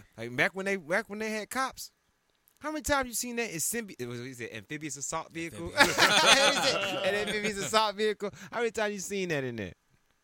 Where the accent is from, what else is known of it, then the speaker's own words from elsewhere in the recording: Atlanta, Georgia, United States; I'm from Atlanta